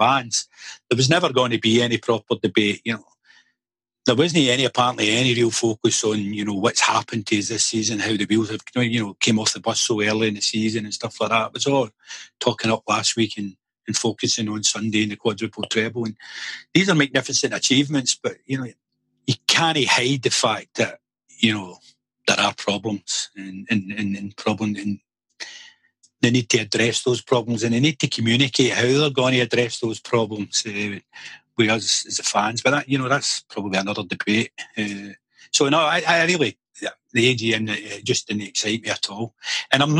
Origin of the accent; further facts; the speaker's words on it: Glasgow, Scotland, United Kingdom; I was born in Belvedere Hospital, which is just off the London Road there